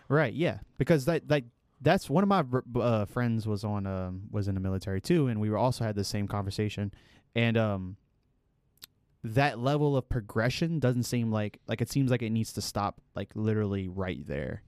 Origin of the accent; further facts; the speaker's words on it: United States; as an American